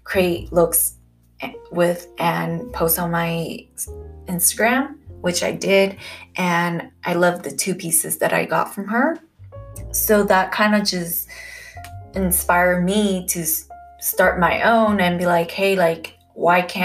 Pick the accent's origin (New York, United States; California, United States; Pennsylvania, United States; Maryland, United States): California, United States; I am from California